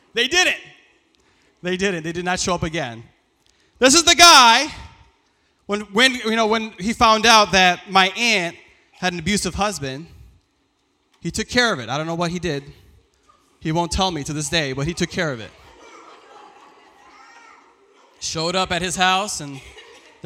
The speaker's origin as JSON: {"language": "English", "town": "Lansing", "region": "Michigan", "country": "United States", "tie": "born or raised there", "first_language": "Farsi", "second_language": "English"}